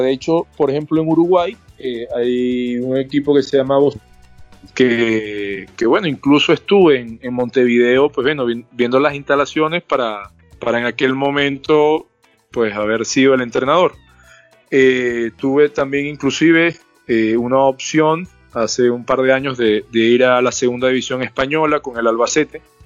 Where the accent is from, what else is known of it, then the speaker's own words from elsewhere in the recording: Venezuela; como venezolano